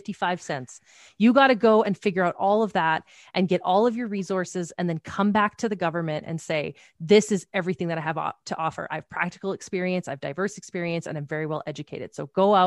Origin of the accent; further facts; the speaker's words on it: Teepee Creek, Alberta, Canada; I'm a kid from Alberta. I'm from Tepee Creek, Alberta.